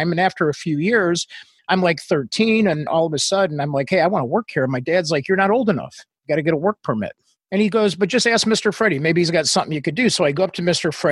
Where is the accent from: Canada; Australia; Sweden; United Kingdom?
Australia; accent: Australian; also born or lived in Northwest Indiana, United States; now in United States; Yeah, so I was born in Northwest Indiana in a farmhouse. And then all of a sudden, my dad uh, met my mom in England in the military. And then they decided when I was in first grade that, hey, let's move to Australia, which is where I got my accent.